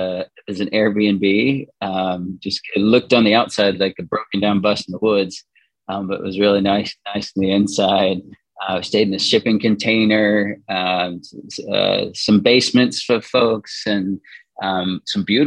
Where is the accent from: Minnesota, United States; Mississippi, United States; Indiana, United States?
Indiana, United States; now in Connecticut, United States; we live in Connecticut. I grew up in Indiana